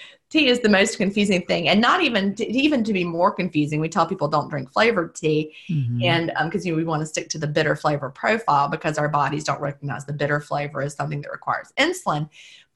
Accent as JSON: {"language": "English", "region": "the South", "country": "United States", "said": "being a Southerner"}